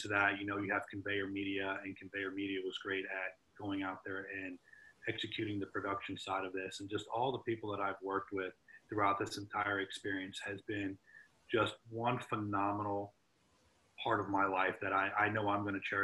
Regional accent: Florida, United States; I'm from Florida

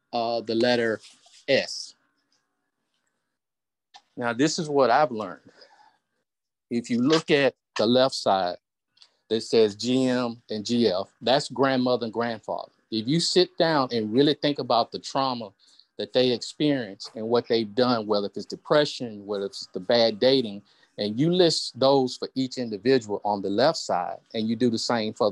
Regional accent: the South, United States; accent: Southern; my little Southern accent.

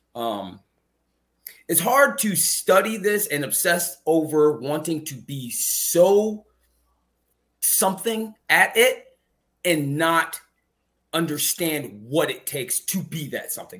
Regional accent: Chicago, Illinois, United States; my hometown

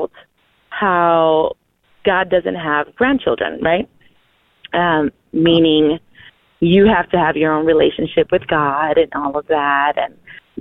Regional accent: San Antonio, Texas, United States; I am from San Antonio, Texas

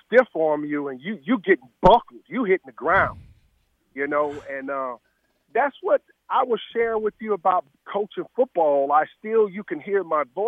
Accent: Mississippi, United States; moved away; also born or lived in Chicago; I grew up in Mississippi

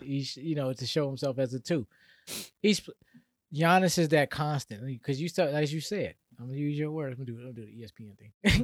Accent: Atlanta, Georgia, United States; I'm from Atlanta area

